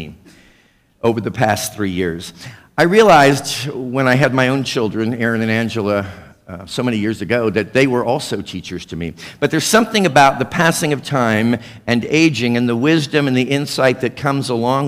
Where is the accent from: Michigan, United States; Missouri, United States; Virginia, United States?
Missouri, United States; now in South Florida, United States; Missouri? Well, of course, that's my hometown